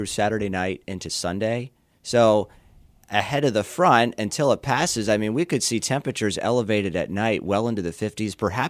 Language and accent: English; South Bend, Indiana, United States; The coldest I've been out there actually was on Lake Michigan, because I came from South Bend, so I was surfing Lake Michigan.